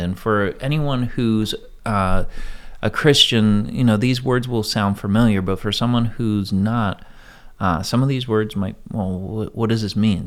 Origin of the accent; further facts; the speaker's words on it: United States; I'm an American. This is my country